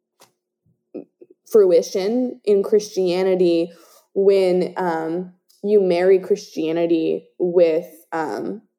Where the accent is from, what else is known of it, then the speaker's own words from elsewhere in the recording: Southern California, United States; both you and I grew up in Southern California